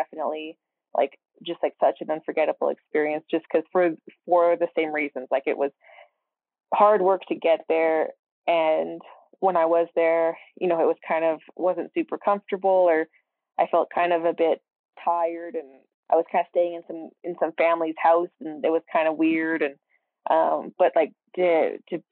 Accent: Canada; I speak a bit of French as I'm Canadian

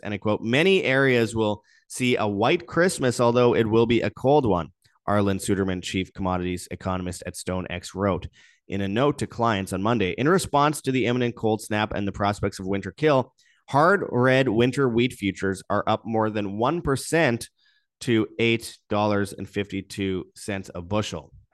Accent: Winnipeg, Manitoba, Canada; my hometown of Winnipeg

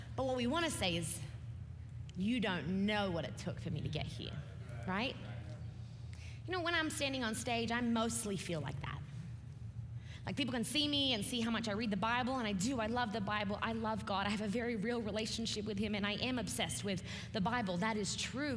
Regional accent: Australia; I'm an Australian preacher

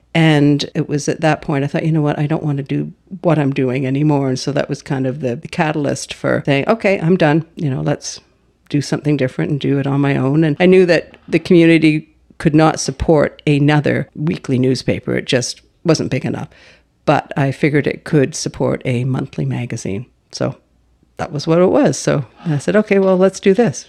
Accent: Halifax, Nova Scotia, Canada; moved away as an adult; now in Powell River, Canada; I was a child growing up in Halifax

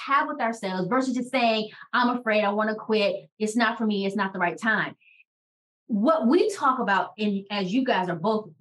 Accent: Washington, District of Columbia, United States; Shara and I grew up in Washington, D.C.

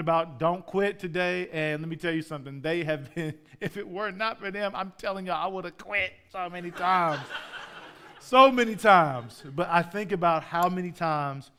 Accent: St. Louis, Missouri, United States; moved away as an adult; also born or lived in Oklahoma; I grew up in St. Louis until I was 18

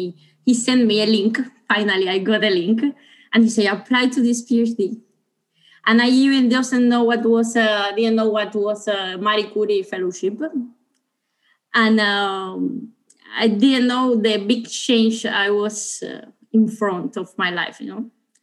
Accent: Cuba; English is a second language; now in Italy; So yes, I'm coming from Cuba. I was in Italy, so my project was in Italy.

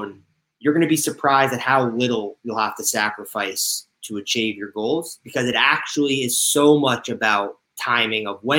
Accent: Connecticut, United States; moved away as an adult; also born or lived in Indiana; now in Los Angeles, United States; I'm originally from Connecticut and I went to school in Indiana.

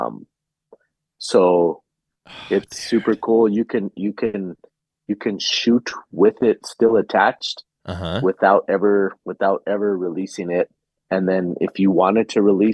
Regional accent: New Mexico, United States; we're from New Mexico.

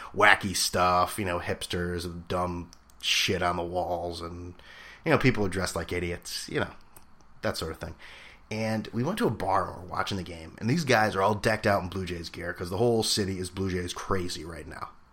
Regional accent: Northeast, United States; being an American or if that's just being someone who's grown up in the Northeast

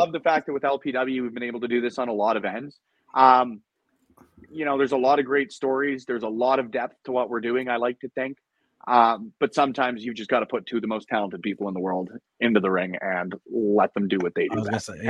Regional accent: Edmonton, Alberta, Canada; in my hometown

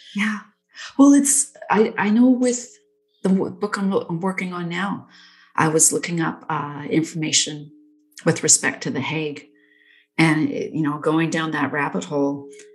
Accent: Nanaimo, British Columbia, Canada; I was born in Nanaimo. Um, I lived in Nanaimo for like, God, 20 years

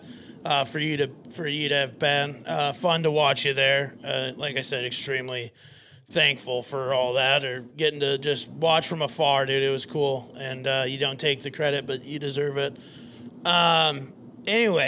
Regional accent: Fairmont, Minnesota, United States; now in Phoenix, United States; I'm from Fairmont, Minnesota

